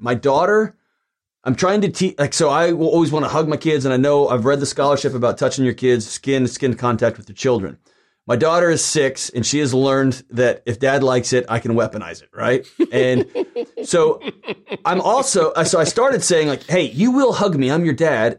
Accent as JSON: {"language": "English", "town": "Houston", "region": "Texas", "country": "United States", "tie": "born or raised there", "also_born_or_lived": "Lubbock, Texas", "said": "I'm a Texan who grew up in Houston"}